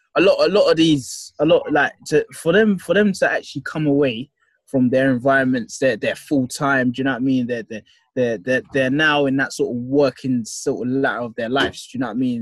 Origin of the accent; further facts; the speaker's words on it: London, United Kingdom; I'm a guy from Southeast London.